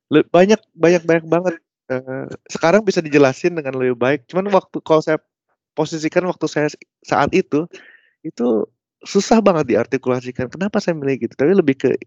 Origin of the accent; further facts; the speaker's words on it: Bandung, West Java, Indonesia; karena saya kuliahnya di Bandung saya orang Bandung gitu jadi saya